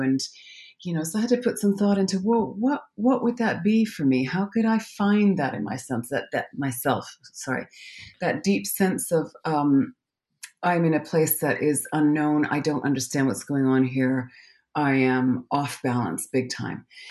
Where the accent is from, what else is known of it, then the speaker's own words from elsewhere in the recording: Calgary, Alberta, Canada; now in London, United Kingdom; I'm from Calgary, Alberta, Canada. I'm a Canadian.